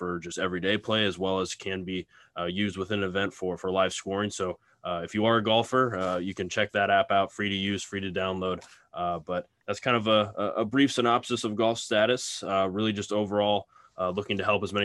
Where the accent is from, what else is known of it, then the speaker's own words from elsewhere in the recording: Lincoln, Nebraska, United States; I'm from Lincoln, Nebraska, and that's actually where we're headquartered